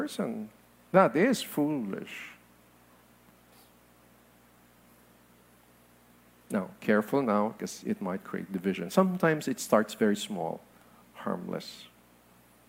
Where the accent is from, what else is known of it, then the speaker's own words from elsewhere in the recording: Philippines; I am a Filipino